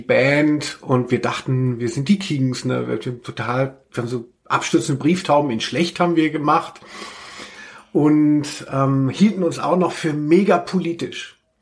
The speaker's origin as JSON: {"language": "German", "area": "a village near Hanau", "region": "Hesse", "country": "Germany", "said": "auf dem Dorf, wo ich herkomme, also in, die Schule war in Hanau"}